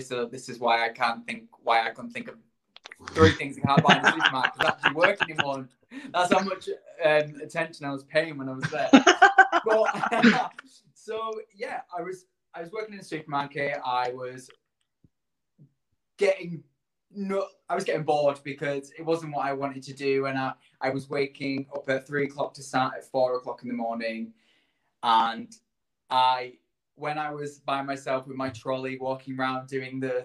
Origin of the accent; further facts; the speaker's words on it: Barrow-in-Furness, North West England, United Kingdom; also born or lived in Leeds; now in London, United Kingdom; I am originally from Barrow in Furness, so just a little bit further down from you guys.